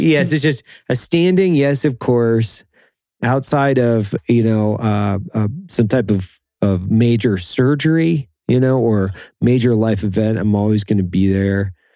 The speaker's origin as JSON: {"language": "English", "town": "Lewiston", "region": "Idaho", "country": "United States", "tie": "born or raised there", "said": "I grew up in Idaho"}